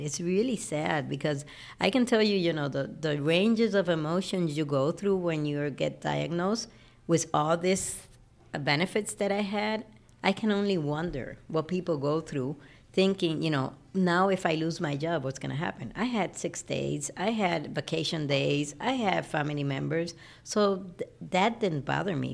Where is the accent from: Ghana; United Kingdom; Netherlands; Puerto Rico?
Puerto Rico; also born or lived in Chicago; So I was, um, mostly raised in Puerto Rico all my life.